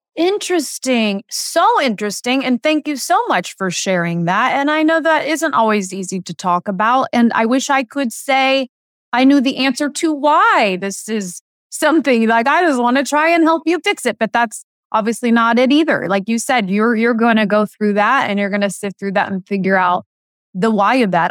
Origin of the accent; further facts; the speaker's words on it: Indiana, United States; moved away as an adult; I grew up in Indiana loving, loving sports